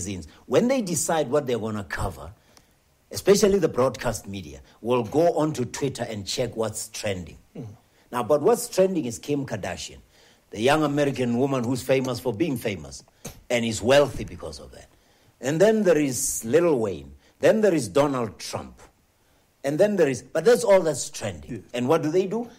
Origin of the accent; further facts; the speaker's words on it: Limpopo, South Africa; moved away; I'm from Limpopo